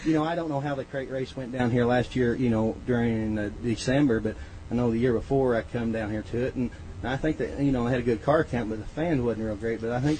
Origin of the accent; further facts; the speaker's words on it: Martinsville, Indiana, United States; Martinsville, Indiana.